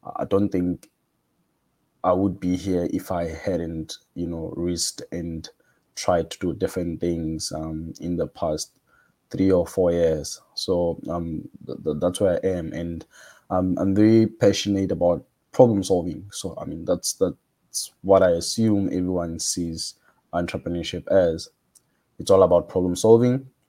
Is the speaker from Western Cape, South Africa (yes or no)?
yes; Cape Town, Western Cape, South Africa; I'm from South Africa, Cape Town